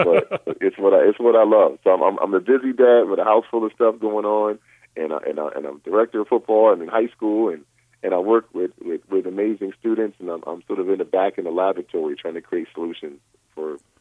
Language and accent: English; Rochester, New York, United States; now in Westlake Village, United States; my hometown of Rochester, New York